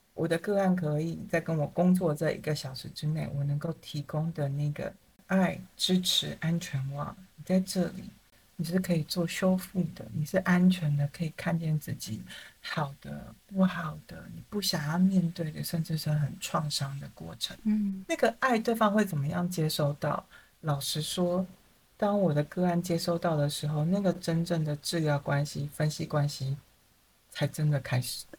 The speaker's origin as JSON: {"language": "Chinese", "country": "Taiwan", "said": "我就是一个台湾人"}